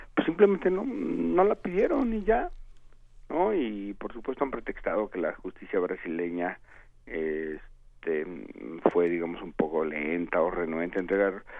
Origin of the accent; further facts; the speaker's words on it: Mexico; como ciudadano mexicano